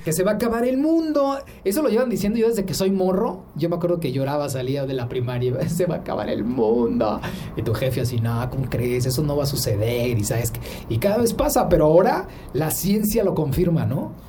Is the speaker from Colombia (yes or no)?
no; Mexico; tan cerca al vecino, pues ya sabes que somos la backyard de Estados Unidos